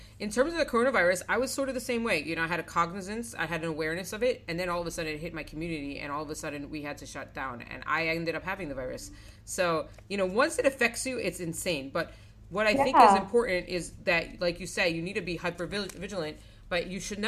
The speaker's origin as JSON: {"language": "English", "region": "South Florida", "country": "United States", "tie": "born or raised there", "said": "I grew up in Florida, so the only reason why, like, my comparison is South Florida."}